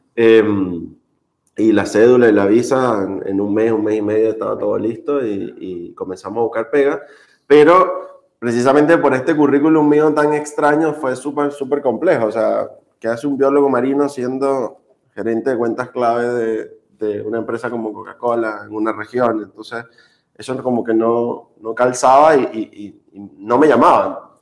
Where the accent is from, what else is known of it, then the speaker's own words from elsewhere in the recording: Margarita Island, Nueva Esparta, Venezuela; moved away as an adult; now in Chile; soy, venezolano, nací en Venezuela, vengo de la isla de Margarita, la perla del Caribe